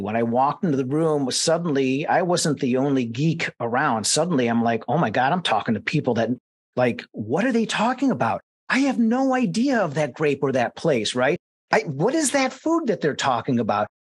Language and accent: English; Mentor, Ohio, United States; I was born and raised in Mentor, Ohio, just outside of Cleveland.